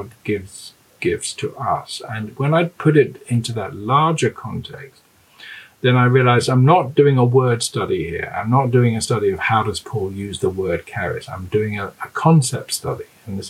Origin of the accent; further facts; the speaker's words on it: London, United Kingdom; moved away as an adult; also born or lived in Cambridge / Glasgow, Scotland; now in Durham, United Kingdom; I grew up in London